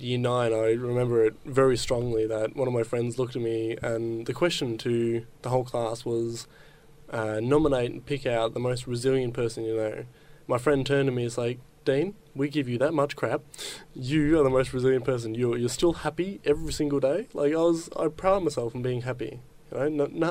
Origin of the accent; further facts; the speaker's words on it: Geelong, Victoria, Australia; I'm from Geelong, born and bred. Haven't moved my whole life